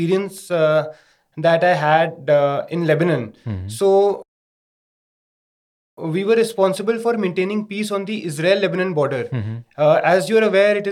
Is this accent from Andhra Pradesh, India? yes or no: no; Delhi, India; I was born and brought up in Delhi.